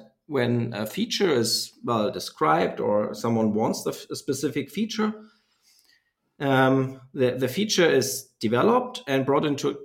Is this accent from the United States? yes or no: no; a very small town south of Nuremberg, Bavaria, Germany; I'm from Germany and born in a very small town south of Nuremberg.